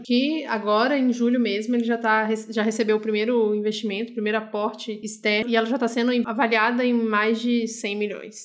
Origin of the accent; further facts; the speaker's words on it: Brasília, Federal District, Brazil; Eu sou de Brasília, meio do Goiás